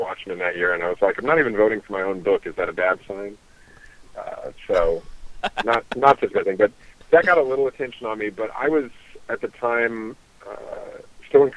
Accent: Mississippi, United States; I was born in Mississippi

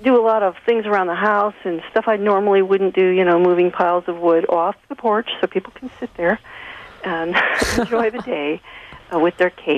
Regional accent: Chicago, Illinois, United States; also born or lived in California / New York; now in Cincinnati, United States; I'm from Chicago. I was born in Chicago and lived in California for many years and New York and all that stuff. So, right now I'm in Cincinnati

